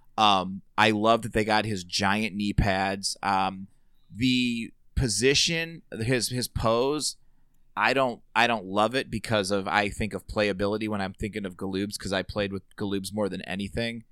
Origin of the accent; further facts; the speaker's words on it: Merrillville, Indiana, United States; I grew up in Sherryville, right next door